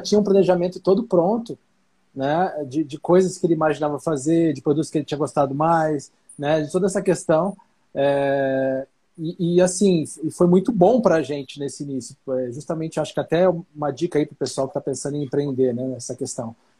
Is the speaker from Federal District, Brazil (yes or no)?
yes; Brasília, Federal District, Brazil; Como a gente é de Brasília